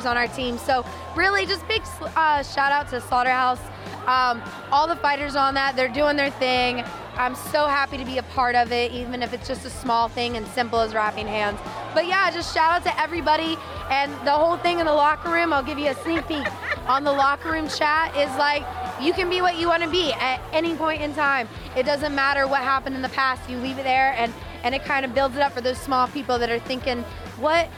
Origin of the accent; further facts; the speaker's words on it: Virginia, United States; Virginia, which is my hometown